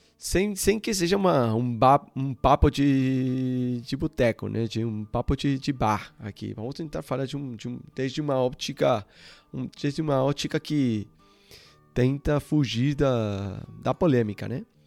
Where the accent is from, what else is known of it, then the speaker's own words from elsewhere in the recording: Uruguay; Portuguese is a second language; moved away as an adult; also born or lived in Ecuador / Barcelona; eu sou sul-americano, né? Eu, eu nasci no, no Uruguai